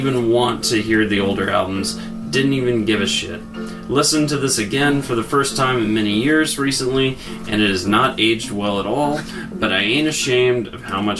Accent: Florida, United States; We're from Florida

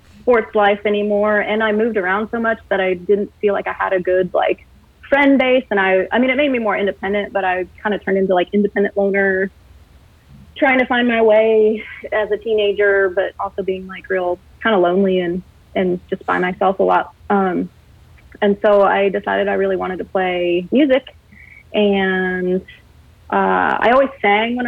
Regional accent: Colorado Springs, Colorado, United States; also born or lived in Texas / Athens, Georgia; now in Pacific Northwest, United States; I grew up in Colorado Springs

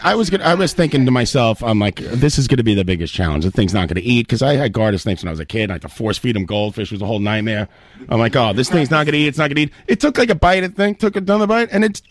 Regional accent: New York City, New York, United States; I'm from Queens.

